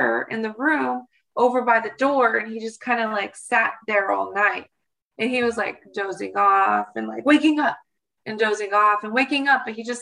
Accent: Portland, Oregon, United States; I come from Portland, Oregon

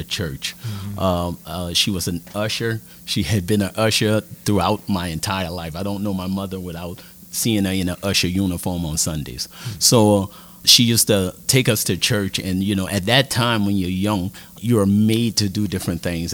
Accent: New Orleans, Louisiana, United States; now in Lafayette, United States; born and raised in the lower Ninth Ward in New Orleans

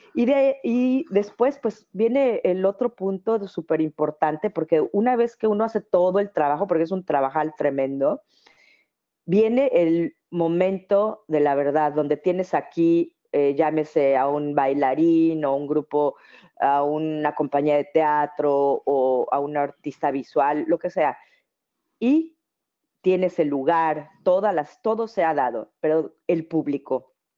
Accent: Mexico; now in Netherlands

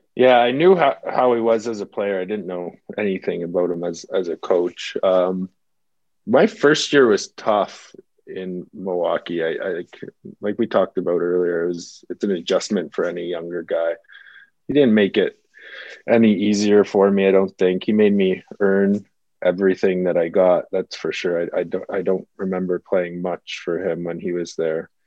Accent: Toronto, Ontario, Canada; also born or lived in California; that's obviously basically my hometown.

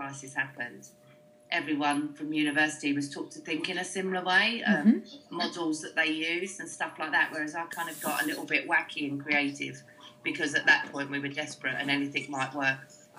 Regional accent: London, United Kingdom; I grew up in the East End of London, just single parent.

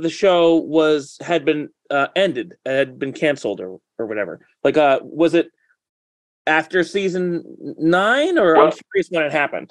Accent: Hudson Valley, upstate New York, United States; Yeah, I'm in the Hudson Valley area. Yeah. Yeah, that's where that's where I'm from.

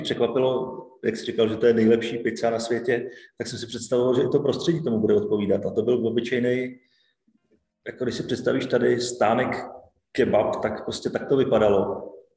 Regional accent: Bohemia, Czechia; Já jsem z Čech

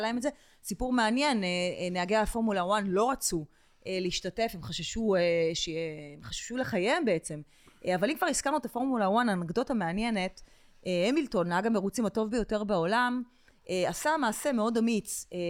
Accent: Israel; אני ישראלית

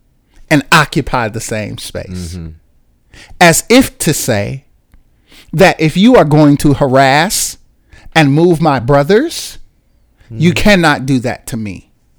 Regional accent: Chicago, Illinois, United States; born there; I was introduced to God by way of Christianity because I was born in Chicago in 1984.

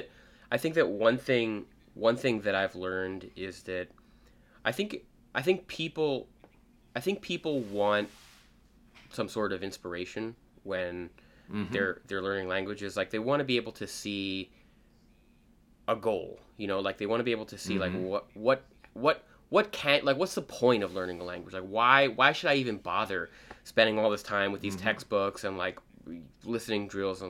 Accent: United States; first language English; growing up in the US with only English as my native language

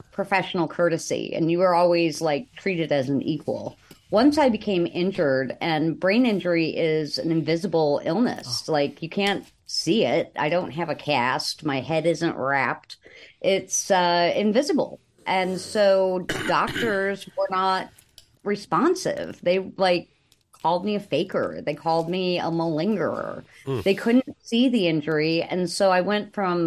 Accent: Buffalo, New York, United States; I'm from Buffalo, New York.

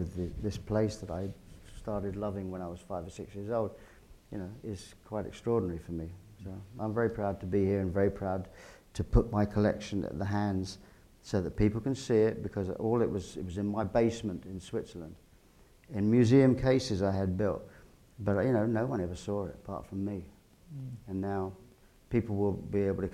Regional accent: England, United Kingdom; as an Englishman

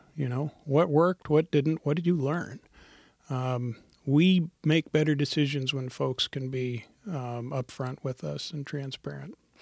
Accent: Montana, United States; now in Portland, United States; I'm from Montana originally. My family's from India and I grew up in Montana

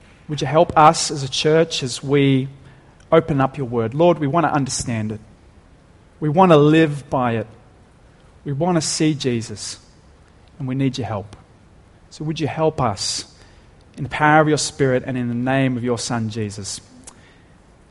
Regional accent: Dapto, New South Wales, Australia; growing up in Dapto

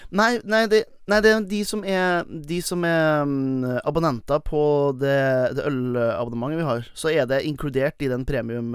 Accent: Velfjord, Nordland, Norway; i Velfjorden, der jeg kommer fra

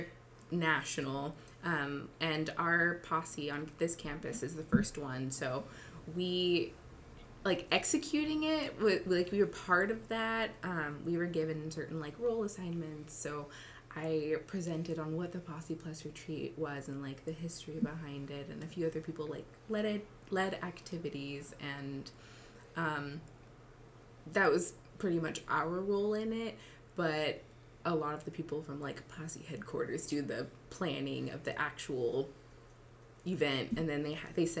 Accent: San Francisco, California, United States; moved away as an adult; now in Tacoma, United States; I'm from San Francisco, but now I'm in Tacoma

